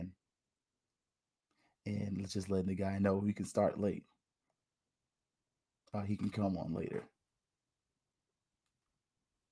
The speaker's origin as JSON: {"language": "English", "town": "Tallahassee", "region": "Florida", "country": "United States", "tie": "born or raised there", "moved": "yes", "said": "I'm from Tallahassee, y'all. So it's certain things that as a Tallahassee native, I have to do."}